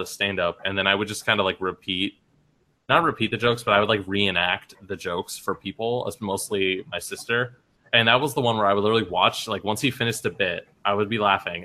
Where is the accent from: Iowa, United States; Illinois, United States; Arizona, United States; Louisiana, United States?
Arizona, United States; moved away; we're from Arizona